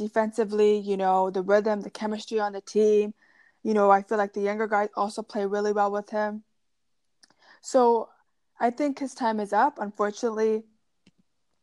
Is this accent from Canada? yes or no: yes; Canada; as a Canadian girl